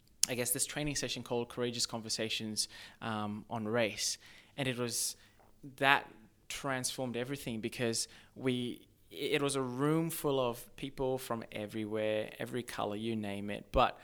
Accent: Australia; also born or lived in Zimbabwe; So, I was actually born in Zimbabwe. However, I grew up in Australia. So, I grew up in like a very small mining town.

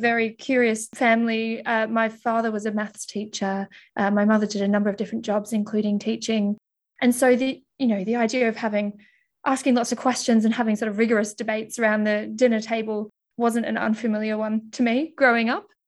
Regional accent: Melbourne, Victoria, Australia; also born or lived in Mildura, Victoria / United Kingdom; I'm originally from Australia, and I was actually born in Mildura, which is about a six-hour drive outside of Melbourne

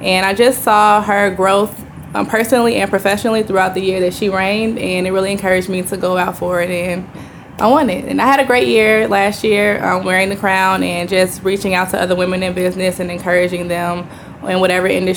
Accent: Chicago, Illinois, United States; moved away as an adult; now in Houston, United States; I'm originally from Chicago, Illinois.

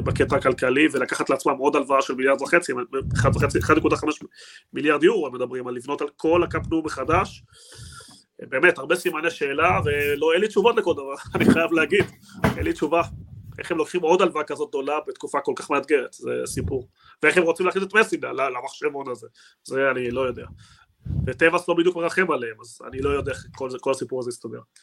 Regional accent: Argentina; אני בתור ארגנטינאי

